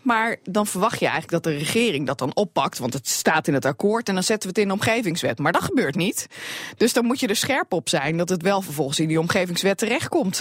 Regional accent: Drenthe, Netherlands; bij ons in Drenthe

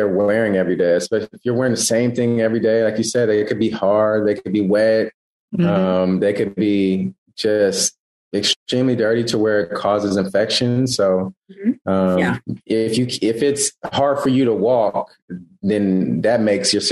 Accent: East Palo Alto, California, United States; moved away as an adult; also born or lived in Texas; my hometown, which is East Palo Alto Menlo Park

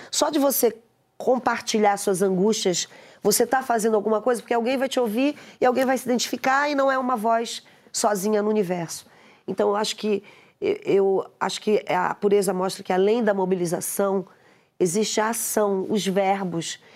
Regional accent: Pará, Brazil; eu sou paraense

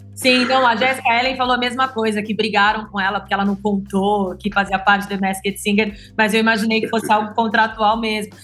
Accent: São Paulo, Brazil; eu sou de São Paulo

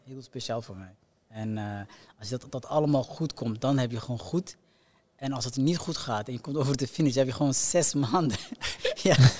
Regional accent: Somalia; moved away; also born or lived in Belgium / Netherlands; voor ons geboorteland

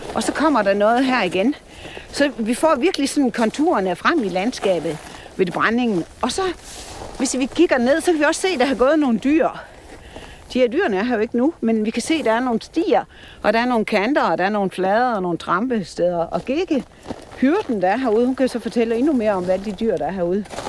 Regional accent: Store Vildmose, North Jutland, North Denmark Region, Denmark; moved away; Jeg er fra Nordjylland og vokset op i Stor, øh, hvad hedder Stor Vildmose deroppe på kanten

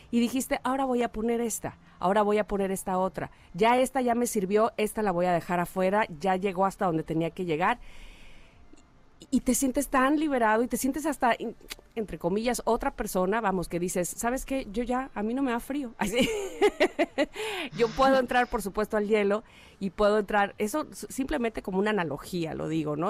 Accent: Veracruz, Mexico; cuando era niña, y miren de dónde soy, soy de Veracruz, y entraba yo al mar

